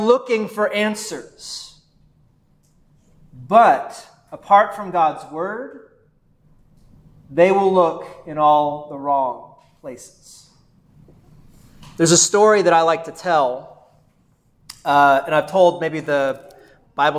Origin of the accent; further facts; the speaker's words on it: Texas, United States; moved away as an adult; also born or lived in Valley City, Ohio; I was from Texas